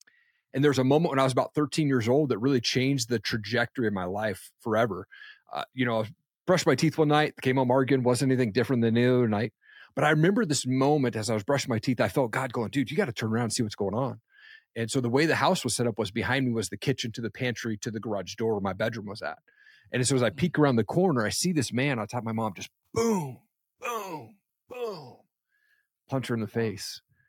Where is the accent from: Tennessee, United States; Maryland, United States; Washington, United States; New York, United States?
Washington, United States; where I grew up in Eastern Washington State, I thought it was a typical household.